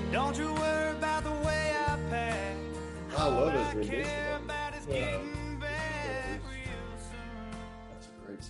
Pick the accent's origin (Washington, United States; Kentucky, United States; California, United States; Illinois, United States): Kentucky, United States; Monroe County; I'm from Monroe.